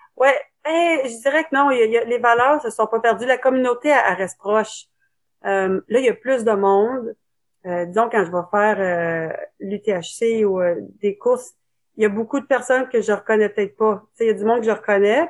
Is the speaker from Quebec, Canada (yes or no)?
no; Ottawa, Ontario, Canada; je suis née à Ottawa